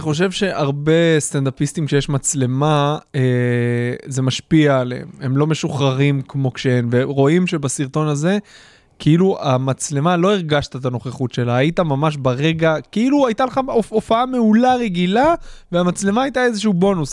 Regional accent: Haifa, Haifa District, Israel; כשאני גדלתי באזור חיפה

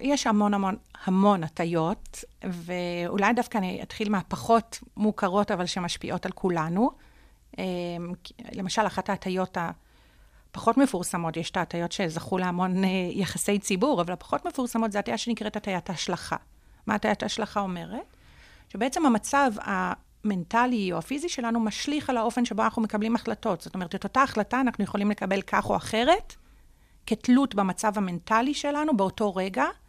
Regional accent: Jerusalem, Jerusalem District, Israel; נולדתי וגדלתי בירושלים, אה, בשכונת בית הכרם

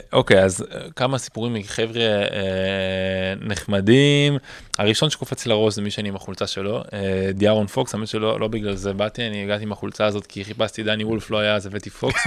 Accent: Israel; אני מישראל

